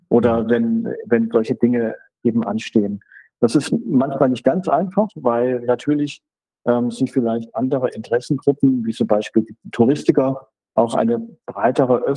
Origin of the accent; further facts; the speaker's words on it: Hesse, Germany; ich komme aus Nordhessen, ihr habt es erzählt, und in Nordhessen kennt niemand Ruhpolding leider wegen der schönen Wanderwege